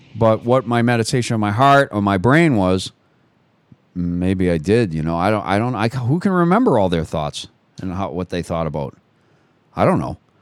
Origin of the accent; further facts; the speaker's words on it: United States; I'm an American